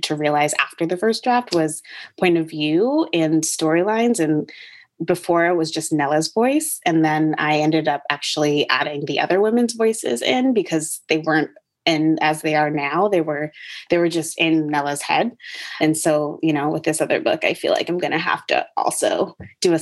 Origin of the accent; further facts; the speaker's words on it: Connecticut, United States; also born or lived in North Carolina; now in Brooklyn, United States; I grew up in Connecticut, very in a particularly white neighborhood